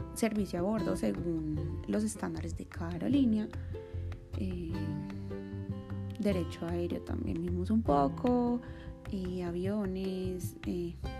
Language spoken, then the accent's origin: Spanish; Medellín, Antioquia, Colombia; now in Bogotá, Colombia; nací en Medellín, Antioquia, también en Colombia